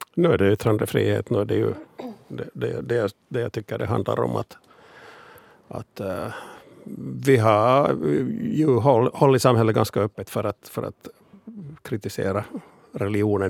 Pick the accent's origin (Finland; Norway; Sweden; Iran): Finland; vi finlandssvenskar